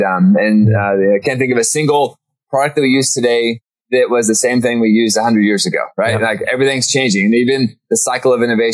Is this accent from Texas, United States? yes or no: no; Norman, Oklahoma, United States; I was born in Oklahoma. Grew up in Norman